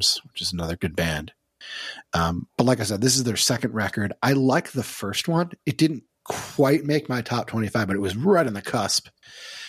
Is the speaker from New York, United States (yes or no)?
yes; Syracuse, New York, United States; I grew up in Syracuse, New York